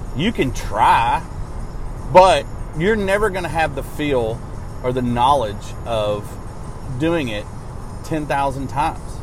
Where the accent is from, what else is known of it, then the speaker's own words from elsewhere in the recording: Arkansas, United States; now in Nashville, United States; my hometown of Arkansas